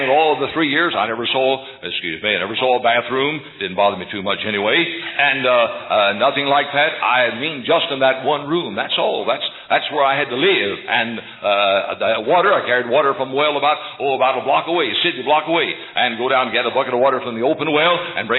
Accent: Louisville, Kentucky, United States; moved away as an adult; also born or lived in English, Indiana / Memphis, Tennessee / Greenbrier, Tennessee; I was reared in Louisville, Kentucky. I was born in Indiana, Hoosier, by birth in English Indiana, a little town about 50 miles from Louisville. But I lived in Louisville, Kentucky.

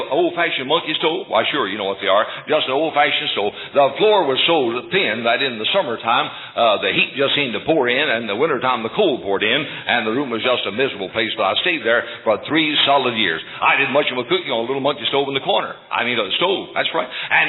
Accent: Louisville, Kentucky, United States; moved away as an adult; also born or lived in English, Indiana / Memphis, Tennessee / Greenbrier, Tennessee; I was reared in Louisville, Kentucky. I was born in Indiana, Hoosier, by birth in English Indiana, a little town about 50 miles from Louisville. But I lived in Louisville, Kentucky.

